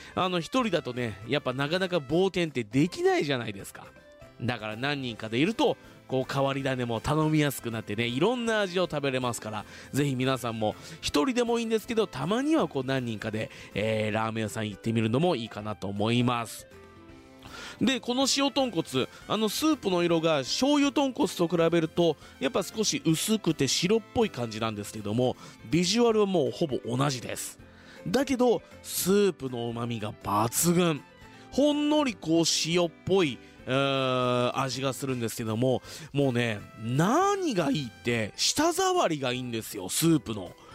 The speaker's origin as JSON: {"language": "Japanese", "town": "Fuji", "region": "Shizuoka", "country": "Japan", "tie": "born or raised there", "said": "生まれも育ちも静岡県富士市"}